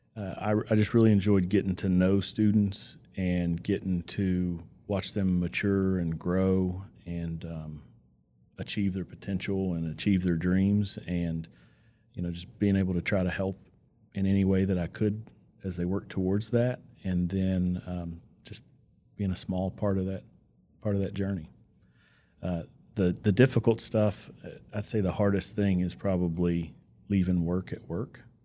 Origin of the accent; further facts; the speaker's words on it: Bristol, Virginia, United States; moved away as an adult; now in Bedford County, Virginia, United States; grew up in Southwest Virginia, town Bristol